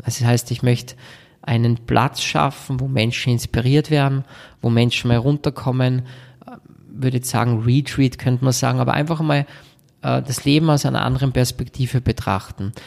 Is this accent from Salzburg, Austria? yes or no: yes; Salzburg, Austria; bei uns in Salzburg